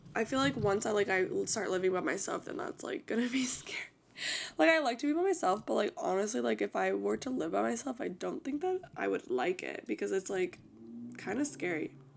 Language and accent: English; Florida, United States; born or raised there